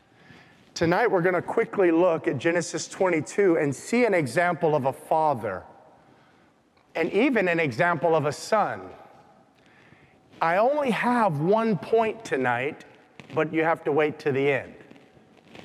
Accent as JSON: {"language": "English", "town": "Compton", "region": "California", "country": "United States", "tie": "born or raised there", "said": "I grew up in Compton"}